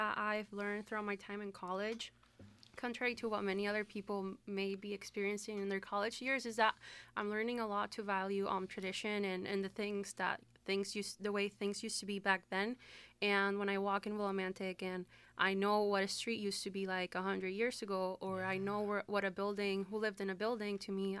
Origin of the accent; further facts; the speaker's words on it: Puerto Rico; English is a second language; moved away as an adult; now in Connecticut, United States; I'm from Puerto Rico. I moved here 2017, like many Puerto Ricans, right after the hurricane. And ever since then, this is my new home.